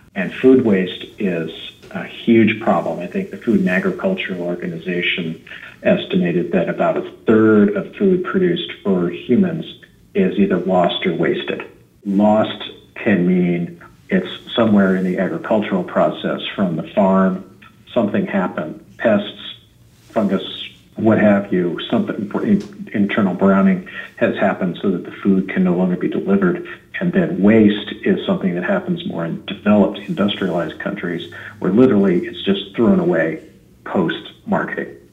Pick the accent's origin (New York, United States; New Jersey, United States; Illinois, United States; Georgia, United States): New Jersey, United States; just outside of Philadelphia; moved away as an adult; now in California, United States; I'm originally from New Jersey, just outside of Philadelphia, and I've been living in California for about 28 years